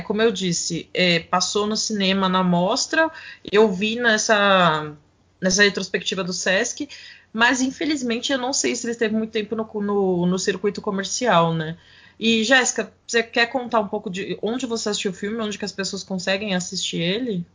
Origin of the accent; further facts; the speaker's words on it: São Paulo, Brazil; na Vila Gustavo, o bairro onde nasci